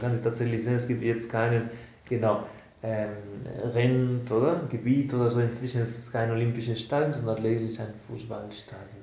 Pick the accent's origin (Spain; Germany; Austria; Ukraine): Spain; Barcelona, Catalonia; now in Aargau, Switzerland; von meiner Heimat, von Barcelona